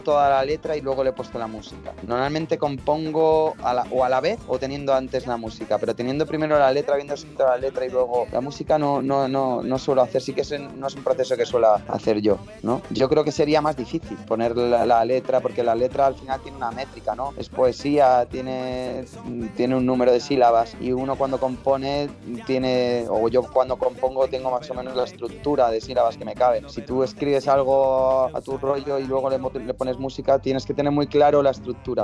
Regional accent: Madrid, Community of Madrid, Spain; moved away as an adult; also born or lived in Málaga; now in Basque Country, Spain; yo nací en Málaga, me crié, o sea, viví 4 o 5 años, luego me crié en Madrid, ahí es donde he estado casi toda mi vida

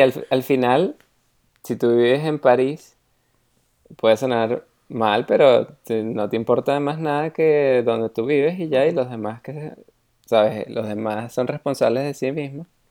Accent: Venezuela; moved away; cuando estaba en Venezuela

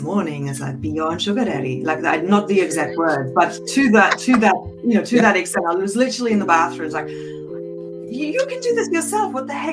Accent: Germany; I grew up in Germany with two parents who were children in post-World War II

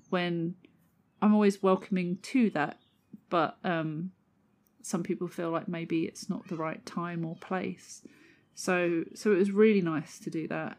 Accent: London, United Kingdom; moved away; I grew up in southeast London as well. I don't live there anymore

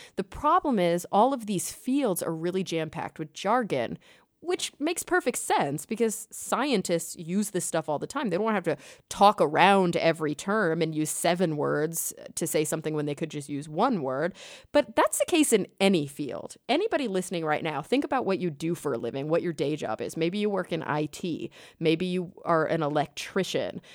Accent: Texas, United States; also born or lived in New York; now in Los Angeles, United States; growing up in Texas

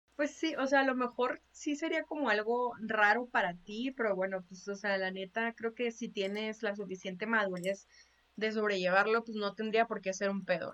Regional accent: Chihuahua, Mexico; tú y yo somos de Chihuahua

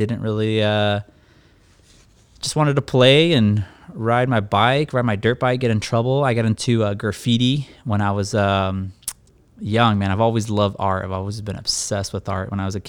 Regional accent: Escondido, California, United States; I'm 32 years old. I live here in the city of sunny San Diego, specifically Escondido. I was raised here in Escondido.

